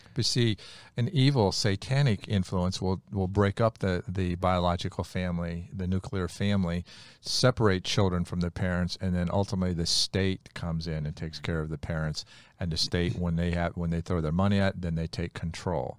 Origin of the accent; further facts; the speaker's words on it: United States; I was born in America, not Bolivia